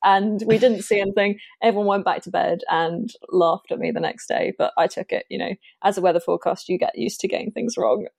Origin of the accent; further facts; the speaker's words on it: Spexhall, East of England, United Kingdom; also born or lived in Great Yarmouth / Exeter / Bristol; now in Norwich, United Kingdom; I grew up in Suffolk, um, in a very small village called Spexel